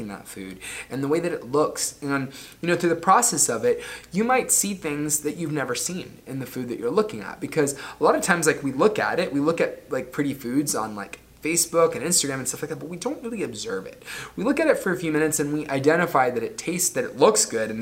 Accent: Florida, United States; the town that I grew up in Florida

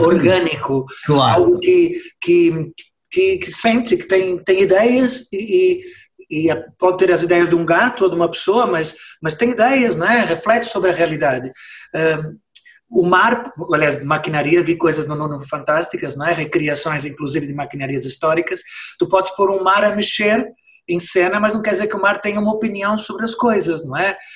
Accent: Brazil; moved away as an adult; now in Portugal; eu sou brasileiro, mas eu vivo cá há 30 anos

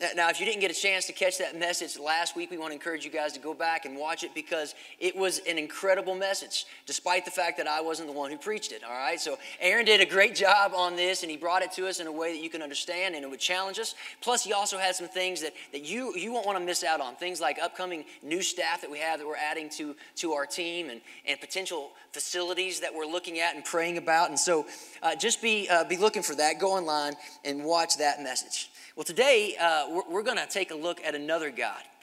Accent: Kentucky, United States; the nearest big city that, that, that, was to my hometown, which was in Kentucky

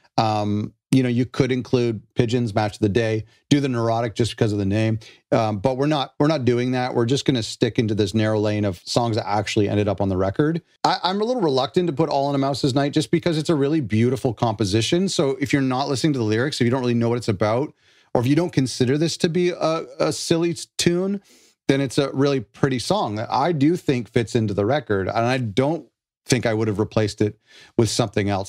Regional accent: Canada; I'm not American, I'm Canadian.

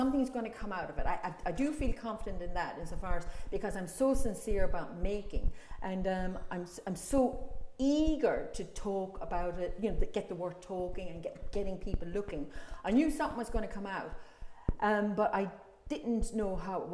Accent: Ireland; now in London, United Kingdom; as an Irish person

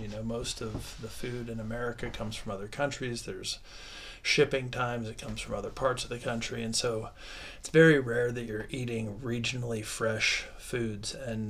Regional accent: Midwest, United States; Most of my life being an American raised in the Midwest in the 80s and 90s

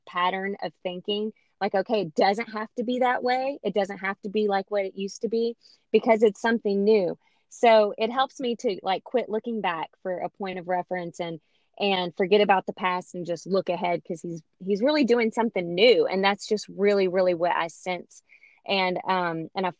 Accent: Louisiana, United States; I'm from Louisiana

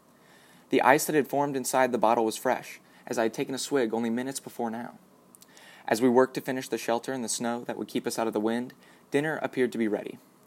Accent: United States; As an American citizen growing up in a well-off community

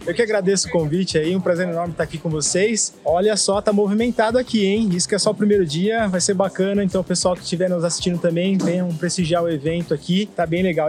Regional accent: São Bernardo do Campo, São Paulo, Brazil; also born or lived in Coxim, Mato Grosso do Sul; eu nasci no Mato Grosso, né? Minha mãe saiu do Paraguai, meu pai saiu da Paraíba, eles se encontraram entraram no Mato Grosso, foi a cidade onde eu nasci, né, Coxim, e depois logo a gente veio para São Bernardo. Então, com quatro meses já estava aqui em São Bernardo e a minha vida inteira foi, foi aqui no ABC Paulista

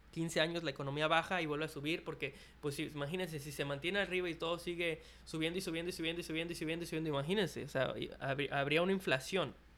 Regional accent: Mexico; en México, en mi país

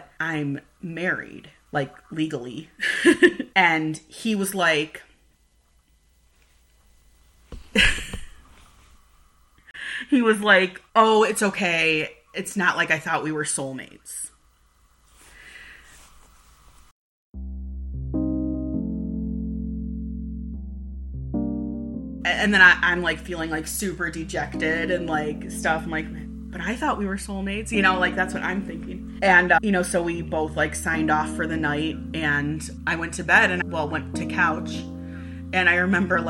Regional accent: Cleveland, Ohio, United States; we grew up in Cleveland

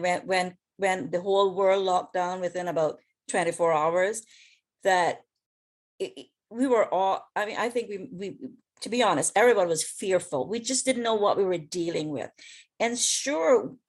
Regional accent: West Bay, Cayman Islands; also born or lived in Washington, D.C.; now in Florida, United States; I'm from West Bay, right? Originally

